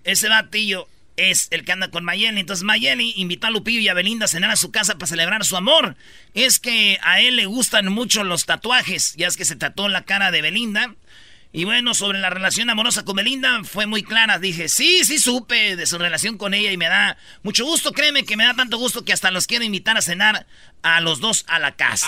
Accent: Michoacán, Mexico; moved away; mi pueblo

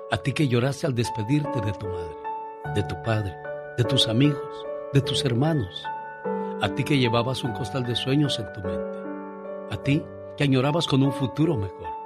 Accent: Tabasco, Mexico; moved away; Porque un día salí de Tabasco pero Tabasco nunca salió de mí.

